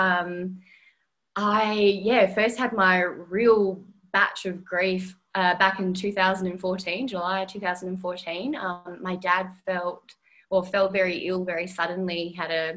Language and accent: English; Perth, Western Australia, Australia; moved away as an adult; now in Melbourne, Australia; I'm originally from Perth, and that was just like my little home ground